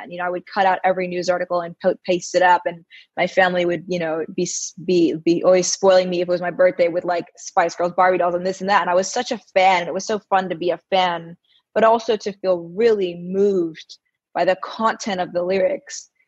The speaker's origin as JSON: {"language": "English", "town": "New York City", "region": "New York", "country": "United States", "tie": "born or raised there", "also_born_or_lived": "India", "said": "Um, I grew up here in Manhattan. I'm home uh, for the month, and so it's nice to kind of be back with family and I went to an all girls school and both in India and in, in New York"}